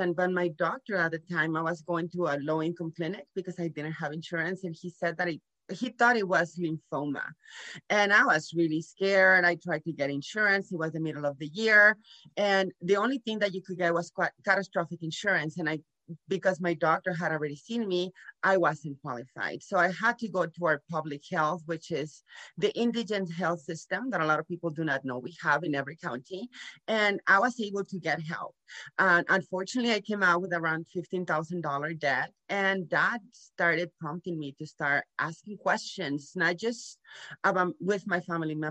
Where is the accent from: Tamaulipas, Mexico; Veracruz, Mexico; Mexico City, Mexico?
Tamaulipas, Mexico; Nuevo Laredo; moved away as an adult; also born or lived in San Antonio, Texas; I was born here in Laredo, Texas, but I grew up in Nuevo Laredo, Mexico with Mexican parents.